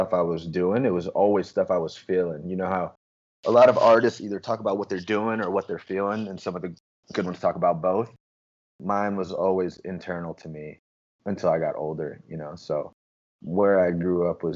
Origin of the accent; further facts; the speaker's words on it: Tinley Park, Illinois, United States; I grew up in Tinley Park, just south of the city.